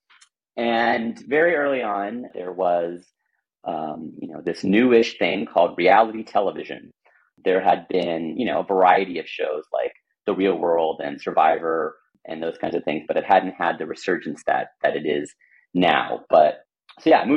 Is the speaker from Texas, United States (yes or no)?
yes; Houston, Texas, United States; I grew up in Texas, Houston